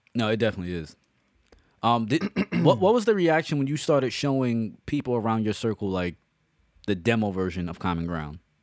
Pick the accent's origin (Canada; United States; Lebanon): United States; New York City, New York; We grew up together. We grew up in the Bronx